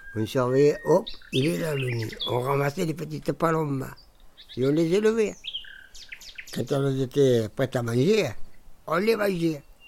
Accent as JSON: {"language": "French", "town": "Montpellier", "region": "Occitania", "country": "France", "tie": "born or raised there", "said": "Je suis né à Montpellier le 11 10 44 et je suis venu habiter ici."}